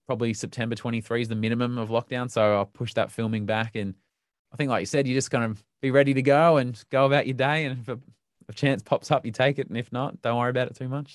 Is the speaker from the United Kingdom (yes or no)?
no; Melbourne, Victoria, Australia; where I grew up in Melbourne